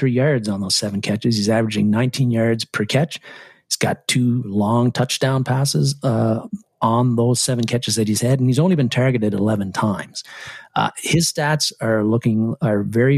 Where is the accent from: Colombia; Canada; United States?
Canada; I played a lot of hockey when I was a kid because I'm Canadian